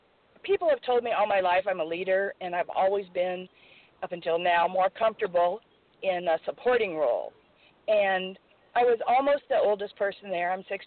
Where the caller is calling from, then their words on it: California, United States; from California.